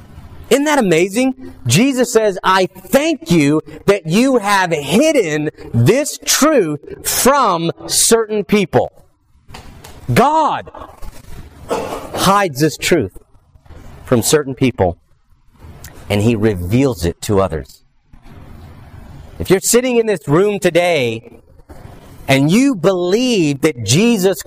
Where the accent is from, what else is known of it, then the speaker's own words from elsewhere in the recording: Southern California, United States; now in Southern United States; growing up in Southern California, going to church is not a cultural thing